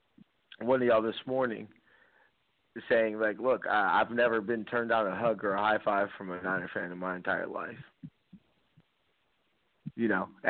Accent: California, United States; I'm from California

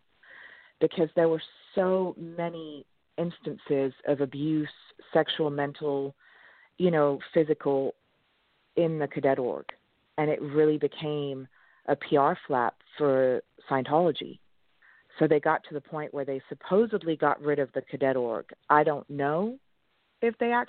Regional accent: East Grinstead, South East England, United Kingdom; born or raised there; first language French; English is a second language; also born or lived in Switzerland; now in United States

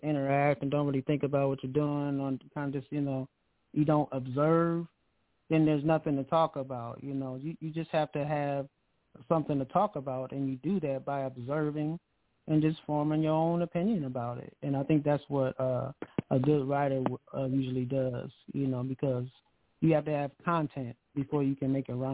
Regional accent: Akron, Ohio, United States; I'm from Akron, Ohio. So yeah, I'm, I'm actually in Akron, Ohio right now.

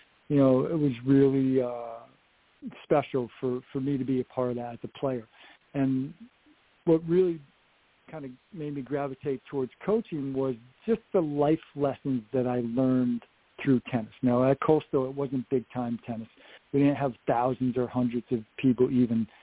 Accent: Upstate New York, United States; moved away as an adult; also born or lived in South Carolina / Massachusetts; Upstate New York is not the greatest year-round tennis weather.

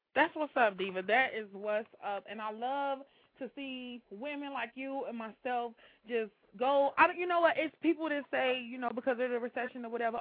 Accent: Chicago, Illinois, United States

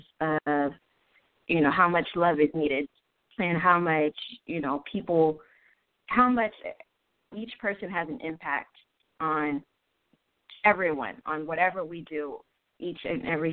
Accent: Haiti; moved away; I am Haitian from Haiti.

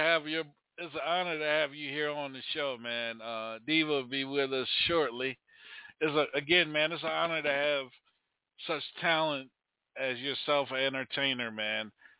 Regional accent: Maryland, United States; now in Charlotte, United States; I'm from Maryland, but I'm here in Charlotte.

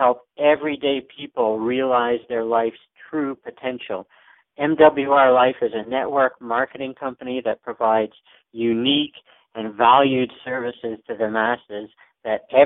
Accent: Canada; I am a Canadian

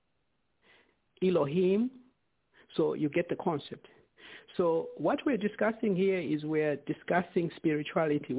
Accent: Zambia; us growing up in Zambia

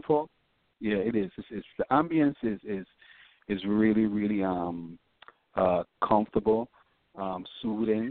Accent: U.S. Virgin Islands; moved away as an adult; also born or lived in Washington State, United States; I was born and raised in St. Thomas in Virgin Islands.

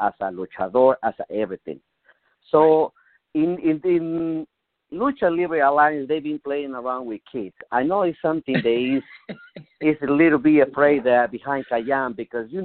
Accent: Mexico; English is a second language; moved away as an adult; now in United States; I come from Mexico. I learned lucha libre in Mexico

